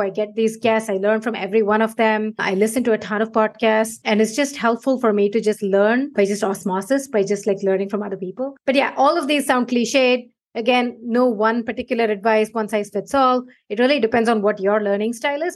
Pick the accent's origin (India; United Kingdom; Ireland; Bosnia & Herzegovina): India; moved away as an adult; now in United States; I moved from India over 15 years ago now.